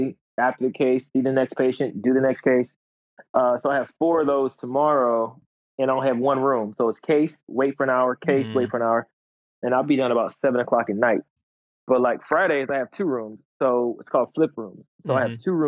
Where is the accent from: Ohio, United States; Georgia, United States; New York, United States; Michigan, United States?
Georgia, United States; Atlanta; now in Florida, United States; I'm from Atlanta